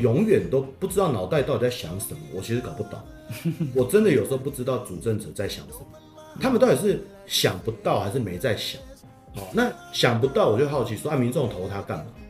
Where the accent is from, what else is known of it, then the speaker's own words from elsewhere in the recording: Taiwan; 我们台湾人